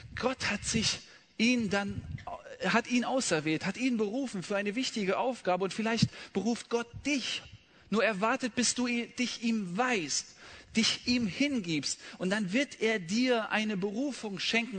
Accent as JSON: {"language": "German", "region": "Rhineland", "country": "Germany", "tie": "born or raised there", "said": "im Rheinland, wo ich aufgewachsen bin"}